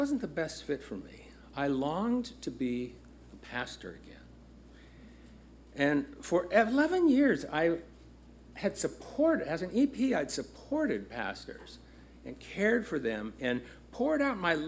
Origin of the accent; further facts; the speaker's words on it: Los Angeles, California, United States; It is exactly 1 mile from where I was born. It's just a few miles north of where I grew up in Los Angeles, South Central Los Angeles.